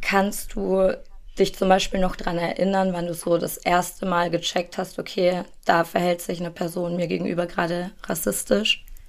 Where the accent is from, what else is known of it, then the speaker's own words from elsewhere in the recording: Germany; ich bin in Deutschland geboren und aufgewachsen